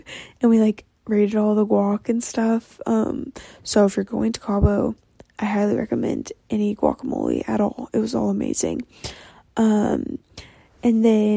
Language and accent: English; Texas, United States; I'm Texan